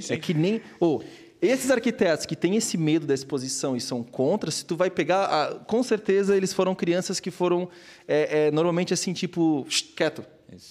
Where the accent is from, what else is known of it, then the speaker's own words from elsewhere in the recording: Blumenau, Santa Catarina, Brazil; sou de Blumenau, nasci